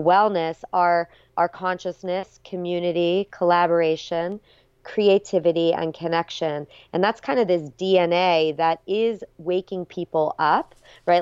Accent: South Florida, United States; moved away as an adult; also born or lived in Berkeley, California; I grew up in South Florida, but, you know, headed out to U C Berkeley

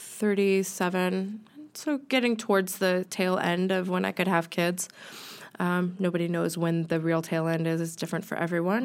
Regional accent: United States; moved away as an adult; now in United Kingdom; I'm American

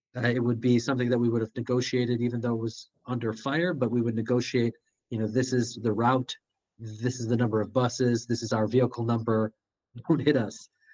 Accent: Skokie, Illinois, United States; growing up in Skokie

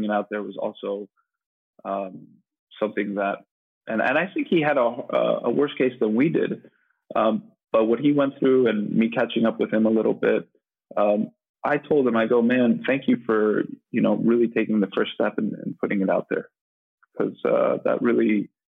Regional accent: Miami, Florida, United States; moved away as an adult; also born or lived in New York; growing up in Miami, had a beautiful childhood

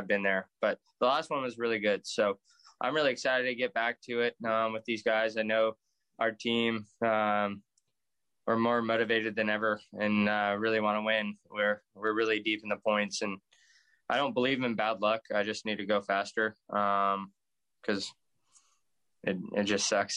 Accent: Las Vegas, Nevada, United States; moved away as an adult; I grew up there till I was 18. So, that's really all I know is Las Vegas

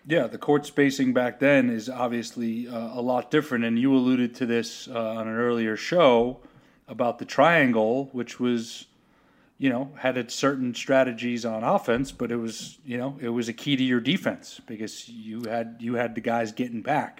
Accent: New York, United States; growing up in New York as a Celtics fan

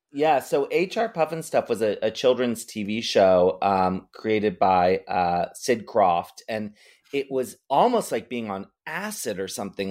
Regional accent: Maryland, United States; now in San Francisco, United States; I grew up in Maryland

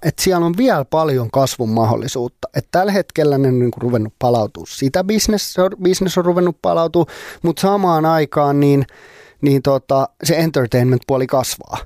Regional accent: Finland; ei pääse siitä tälleen suomenruotsalaisena

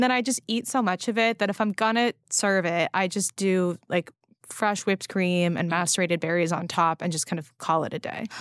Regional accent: West Coast, United States; now in New York, United States; I grew up on the West Coast

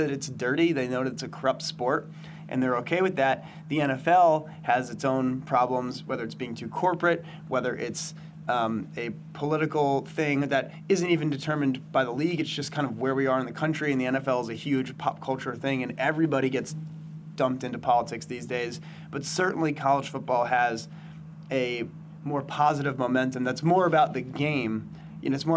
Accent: New Jersey, United States; I grew up in New Jersey

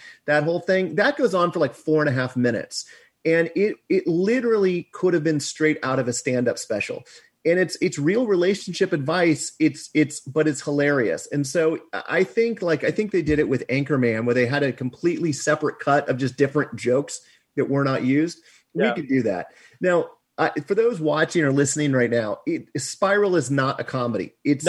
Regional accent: Kansas City, Missouri, United States; I mean, I grew up in Kansas City, and a lot of his specials were taboo, and there was the things you had to listen to.

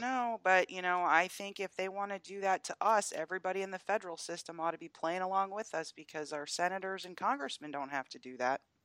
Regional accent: Atlanta, Georgia, United States; Atlanta being my hometown

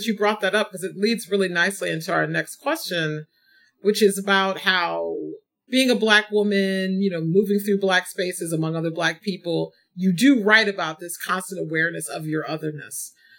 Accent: St. Louis, Missouri, United States; moved away; also born or lived in Texas / California / Washington, D.C.; I grew up in St. Louis, Missouri. My mom's from Arkansas. My dad's from Texas. I've lived in Texas, I've lived in California, lived in Washington, D.C.

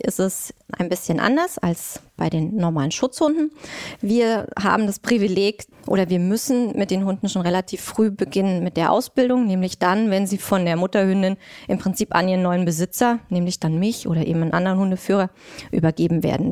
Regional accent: Thuringia, Germany; moved away as an adult; now in Berlin, Germany; komme ich aus Thüringen

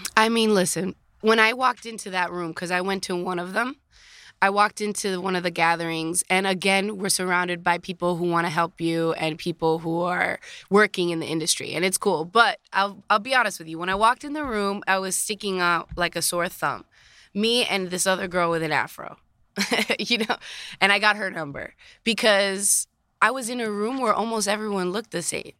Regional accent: Dominican Republic; born or raised there; also born or lived in Queens, New York, United States; now in United States

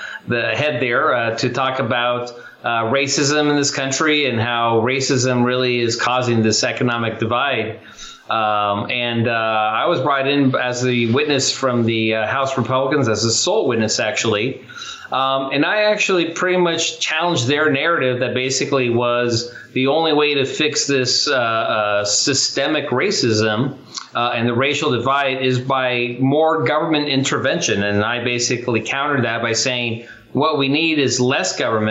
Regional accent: Chula Vista, California, United States; I grew up in Chula Vista, California

